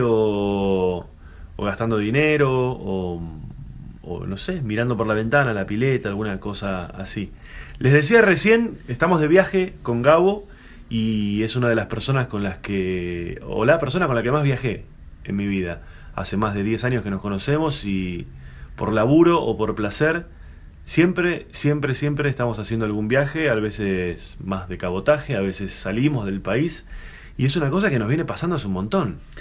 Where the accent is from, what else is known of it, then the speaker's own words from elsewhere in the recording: Argentina; como buen argentino